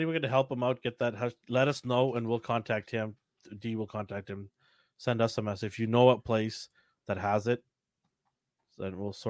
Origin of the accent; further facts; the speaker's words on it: Canada; because we're Canadian.